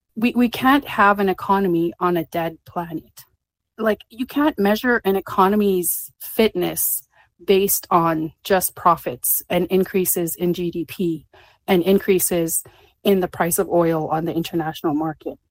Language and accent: English; Alberta, Canada; I come from Alberta, where a lot of my family has worked in the oil industry